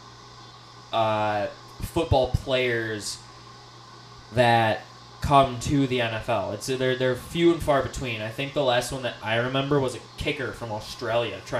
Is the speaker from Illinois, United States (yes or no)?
yes; Chicago, Illinois, United States; I grew up in Chicago